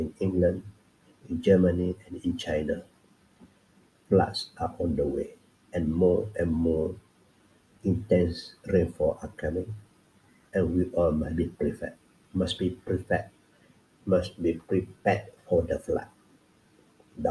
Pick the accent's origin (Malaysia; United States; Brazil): Malaysia; Kelantan; moved away; I came from Kelantan